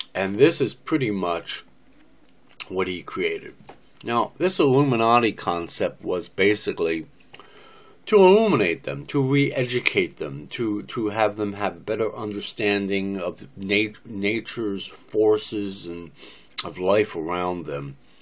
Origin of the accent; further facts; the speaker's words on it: United States; I'm an American, born and raised in America since 1958